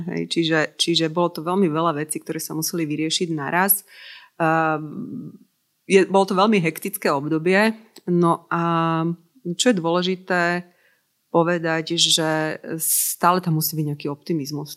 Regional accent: Slovakia; my sme Slováci

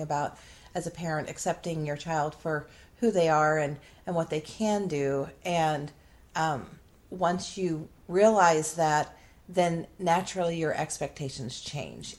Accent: Midwest, United States; I grew up in the Midwest and you know, was raised when I was young on a farm and then we lived in a small town

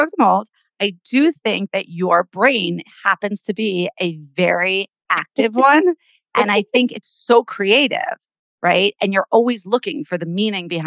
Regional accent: New Jersey, United States; I grew up in New Jersey

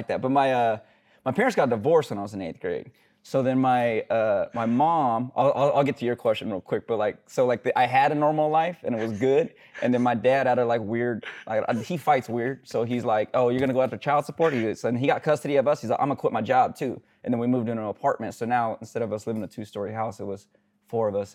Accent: Sacramento, California, United States; Sacramento. Went to Natomas High School

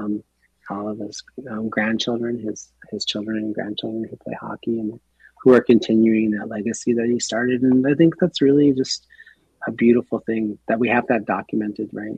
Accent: Minneapolis, Minnesota, United States; moved away; being a young man, growing up in the Twin Cities

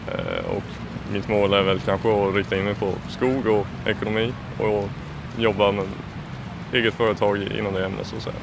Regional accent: Småland, Kronoberg County, Sweden; moved away; Jag kommer från eh, Småland, en, eh, ett par tre mil från eh, Älmhult

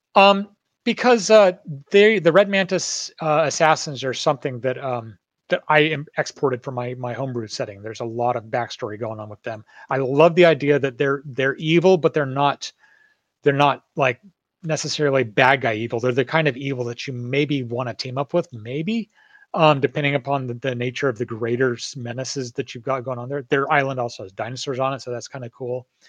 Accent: Northern California, United States; I grew up in Northern California where there's like redwood forests and just nature everywhere

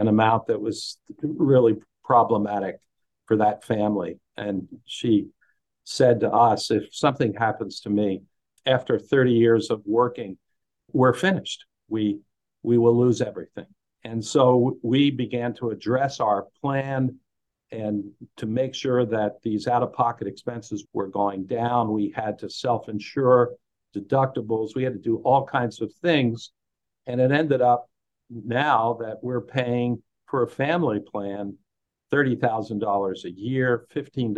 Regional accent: Lehigh Valley, Pennsylvania, United States; I'm from the Lehigh Valley area of Pennsylvania

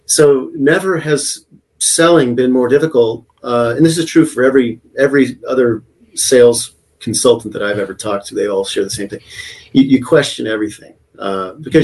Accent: United States; also born or lived in Texas / Oklahoma; now in San Diego, United States; growing up in Texas and Oklahoma

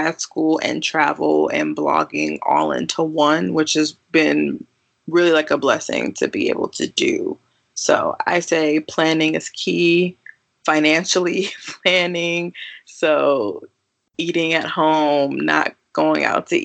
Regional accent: Milwaukee, Wisconsin, United States; moved away as an adult; now in St. Louis, United States; I am born and raised in Milwaukee, Wisconsin, but I currently am enrolled in grad school and in my second year of grad school in St. Louis, Missouri

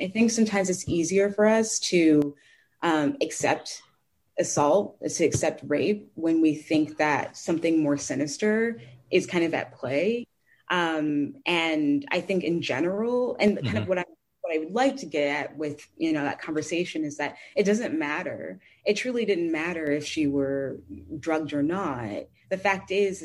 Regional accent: St. Louis, Missouri, United States; I grew up in St. Louis

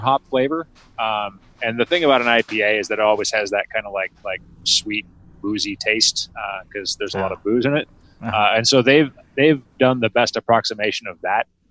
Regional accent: Washington, United States; I grew up in Washington

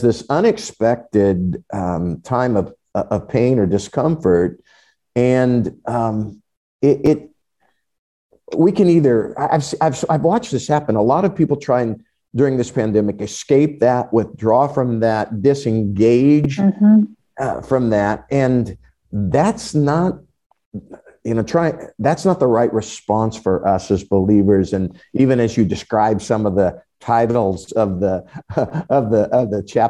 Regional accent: United States; evangelical American Christians

